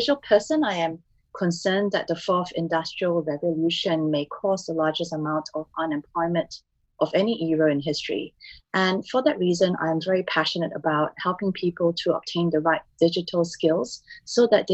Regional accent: Singapore; moved away; also born or lived in Melbourne, Australia; I'm a Singaporean who has lived in Melbourne, Australia for 18 years, and I've been back in Singapore for the last 8.5 years.

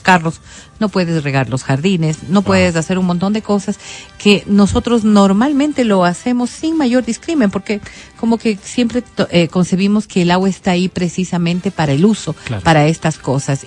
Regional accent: Ecuador; simplemente como ecuatorianos

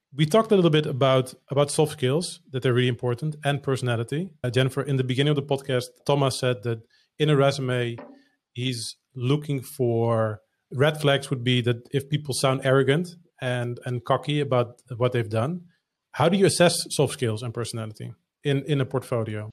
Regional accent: Netherlands; English is a second language; I'm not a native English speaker, I'm Dutch

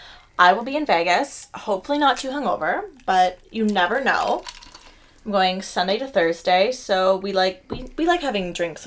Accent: Canada; .ca because we are Canadian.

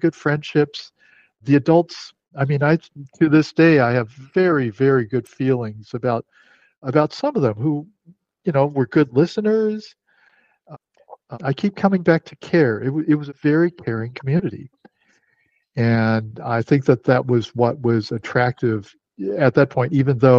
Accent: United States; I'm Chinese American, I'm third generation

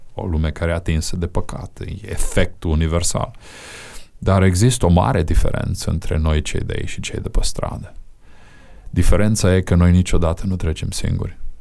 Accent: Romania; din România

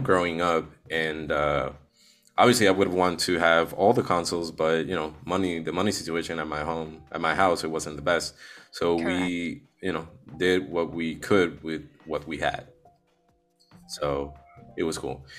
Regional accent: Puerto Rico; I'm from Puerto Rico.

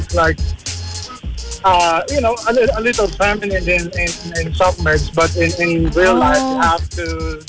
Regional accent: Manila, Metro Manila, Philippines; now in Cavite, Philippines; Well, I came from Manila, and you know how it is in almost any part of Manila. But here in Cavite, it's smooth.

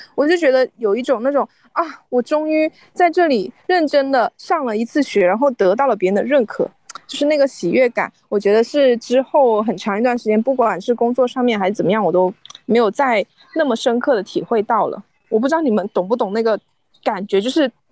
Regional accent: China; now in Canada; 我们中国人在，中国留学生

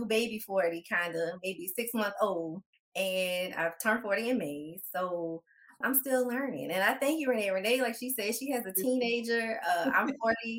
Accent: New Orleans, Louisiana, United States; moved away as an adult; also born or lived in Nashville, Tennessee; now in Atlanta, United States; I'm originally from New Orleans

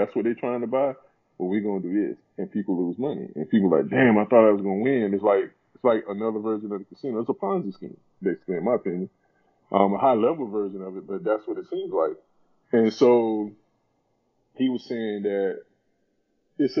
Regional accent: South Carolina, United States; I'm from a small town in South Carolina. When I was in high school, I think our population in my hometown was like 7,000

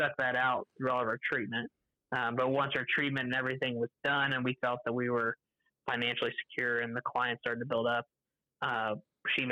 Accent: Terre Haute, Indiana, United States; I'm from Terre Haute, Indiana, which is a little bit west of Indianapolis

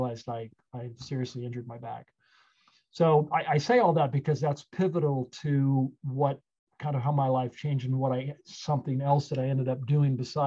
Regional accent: Napa, California, United States; I grew up in Napa, California, on a ranch, actually

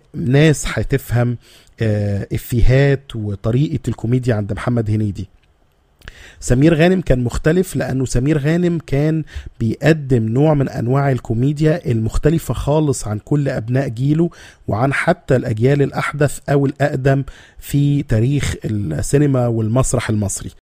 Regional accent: Egypt; احنا بس كمصريين

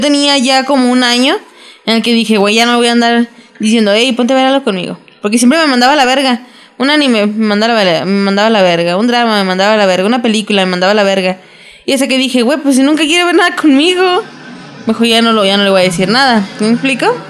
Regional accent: Mexico; como mexicanos

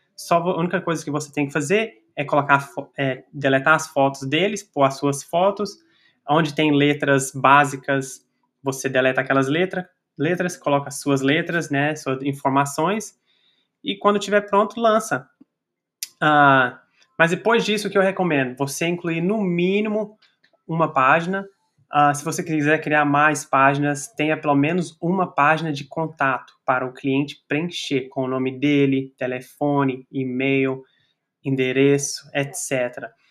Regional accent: Brazil; now in United States; nossa comunidade brasileira a crescer aqui nos Estados Unidos

